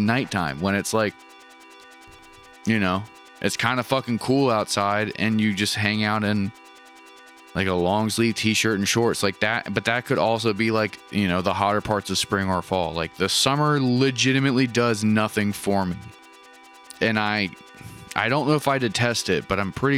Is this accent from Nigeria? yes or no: no; Maryland, United States; I live in fucking Maryland. I'm from Maryland